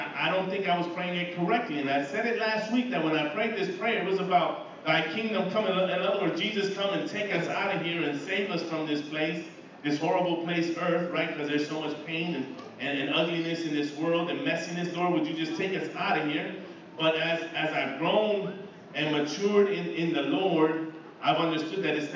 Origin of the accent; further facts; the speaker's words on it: East Chicago, Indiana, United States; moved away as an adult; now in Philadelphia, United States; I've been in Philly for about 22 years, grew up in East Chicago.